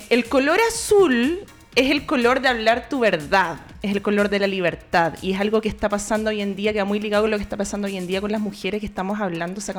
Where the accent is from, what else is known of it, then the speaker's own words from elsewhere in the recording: Concepción, Biobío, Chile; Yo crecí en Conce